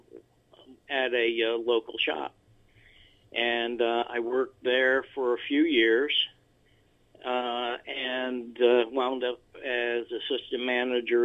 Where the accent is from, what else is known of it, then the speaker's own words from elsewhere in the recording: Albany, New York, United States; moved away as an adult; for the first 55 or so years of my life, I lived in the area around Albany, New York